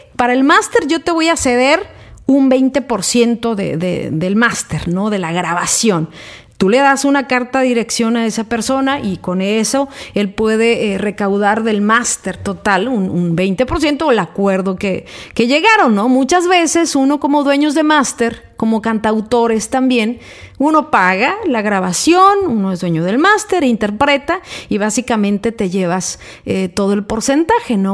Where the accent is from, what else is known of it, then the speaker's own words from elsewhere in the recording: Mexico; soy mexicana